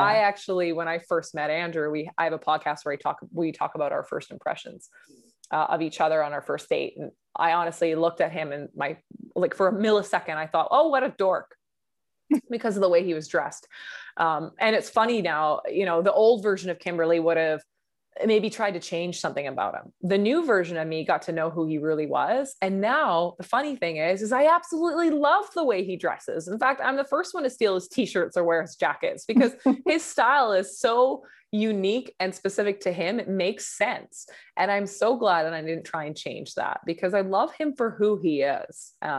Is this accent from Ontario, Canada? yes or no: no; Vancouver, British Columbia, Canada; I grew up in Vancouver, BC.